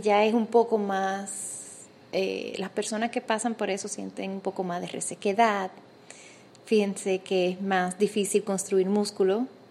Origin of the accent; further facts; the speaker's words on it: Dominican Republic; now in Panama; soy dominicana y cuando me mudé a Panamá